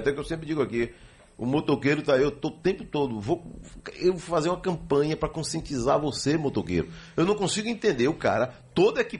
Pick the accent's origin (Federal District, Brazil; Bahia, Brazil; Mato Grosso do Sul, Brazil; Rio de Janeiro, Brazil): Bahia, Brazil; Guanambi; now in Feira de Santana, Brazil; Eu sou de Guanambi. Guanambi, Bahia.